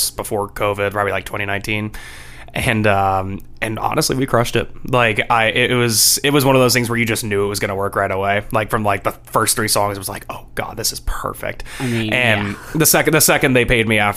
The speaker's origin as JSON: {"language": "English", "town": "Somerset", "region": "New Jersey", "country": "United States", "moved": "yes", "lives_now": "Nashville, United States", "said": "Originally New Jersey. Somerset, New Jersey"}